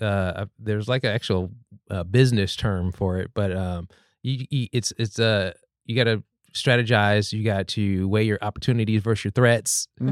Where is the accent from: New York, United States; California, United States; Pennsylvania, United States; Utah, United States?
California, United States; Los Angeles; now in Portland, United States; I'm from Los Angeles originally, and I took a risk coming up here